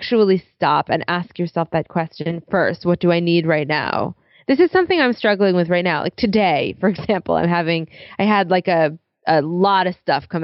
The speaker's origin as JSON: {"language": "English", "town": "New York City", "region": "New York", "country": "United States", "said": "I'm a New Yorker"}